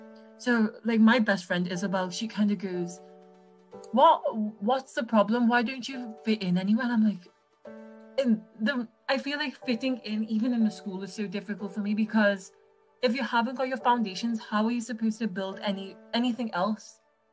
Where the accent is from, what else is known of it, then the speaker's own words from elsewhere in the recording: England, United Kingdom; when I go to India, I'm not quite Indian. I'm referred to as British. But then when I'm in England, they kind of go, ah, she's Indian.